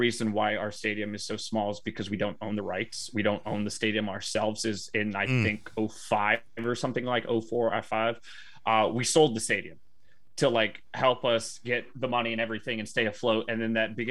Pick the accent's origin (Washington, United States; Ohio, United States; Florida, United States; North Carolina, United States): Ohio, United States; Cleveland; I'm from Cleveland area, so we like the shitty teams over in this area.